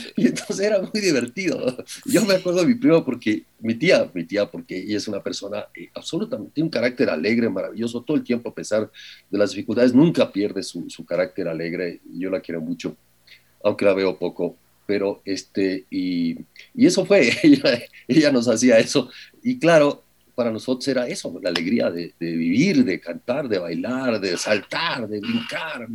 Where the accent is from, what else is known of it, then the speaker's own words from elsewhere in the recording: Ecuador; los ecuatorianos somos